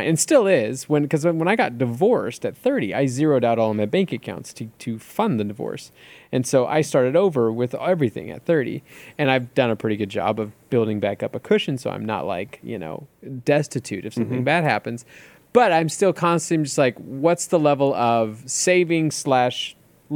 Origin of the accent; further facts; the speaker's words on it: California, United States; I grew up in America, in California, in the 90s